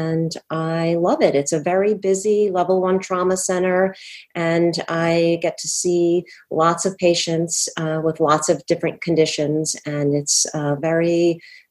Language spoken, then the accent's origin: English; Rhode Island, United States; also born or lived in Boston; I was born and raised in Rhode Island